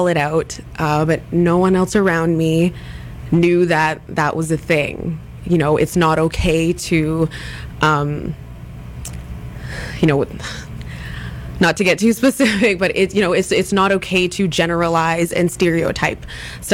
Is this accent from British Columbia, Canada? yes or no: yes; Ladner, British Columbia, Canada; as a child and as a teenager going to high school in my hometown